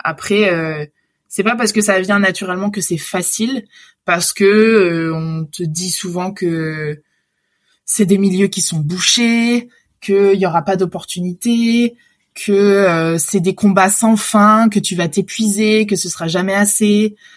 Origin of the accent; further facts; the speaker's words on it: Réunion; moved away as an adult; also born or lived in Lyon; j'ai grandi à La Réunion.